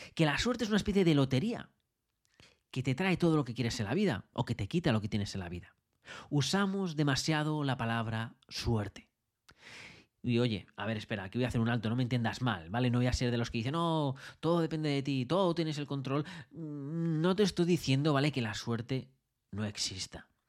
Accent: Madrid, Community of Madrid, Spain; moved away as an adult; now in Australia; yo nací en Madrid

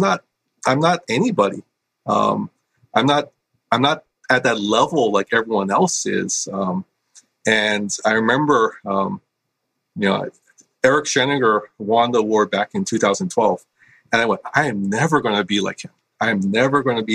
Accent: Hawaii, United States; I was born and raised in Hawaii. I grew up on the windward side of the island, which is the more rainy side.

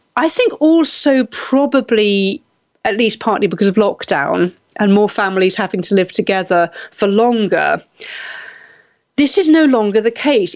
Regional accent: United Kingdom; I was, you know, a generation growing up in Britain, I moved away

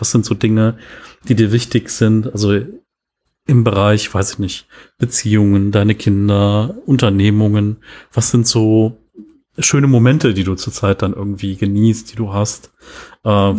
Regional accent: Cologne, North Rhine-Westphalia, Germany; accent: Rhenish; Weil hier in Köln ist so, als ich bin in Köln geboren und äh, der, der rheinische Akzent kommt bei mir manchmal so ein bisschen oder Dialekt kommt so ein bisschen durch

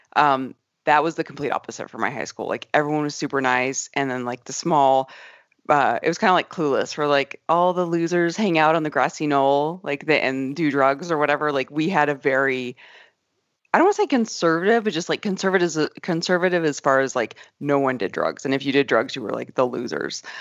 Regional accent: Arizona, United States; moved away; I grew up in Arizona

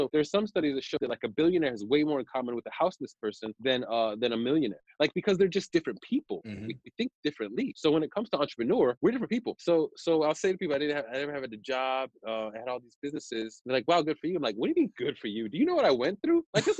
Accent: Germany; And at the time, I grew up military and in Germany and stuff.

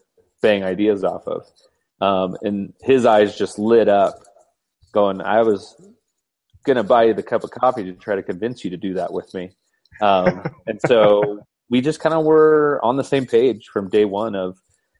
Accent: Boulder, Colorado, United States; I have been born and raised in Colorado. Actually, even I'm a Boulder kid, so hosting an event in my hometown.

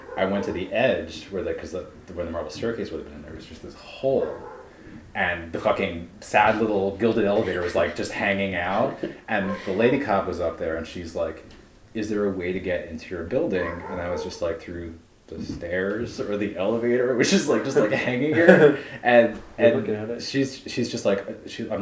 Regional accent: Philadelphia, Pennsylvania, United States; as a Philadelphian

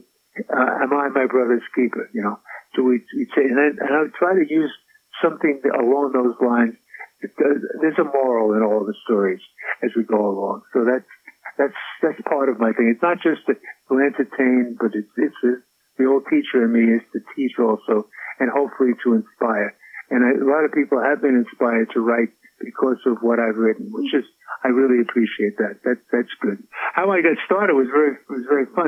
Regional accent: New York City, New York, United States; also born or lived in Brooklyn, New York / Manhattan, New York / Queens, New York / Staten Island, New York; I feel I'm a New Yorker, born and bred. As I used to say, born in Brooklyn, we were raised in the Bronx

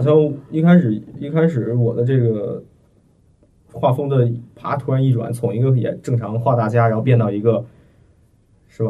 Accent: Beijing, China; 我是北京的嘛

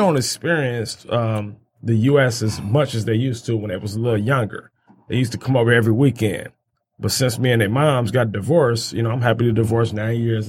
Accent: Detroit, Michigan, United States; Mack Avenue, where we grew up at in Van Dyke area

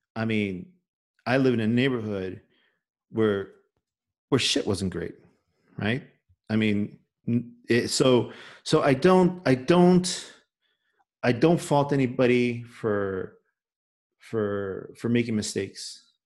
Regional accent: Chicago, Illinois, United States; accent: Chicago; I grew up in Little Village.

